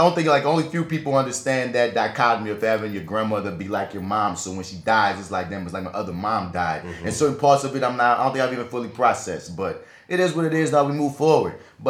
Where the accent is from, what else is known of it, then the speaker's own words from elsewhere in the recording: New York, United States; that's so just because I'm from New York.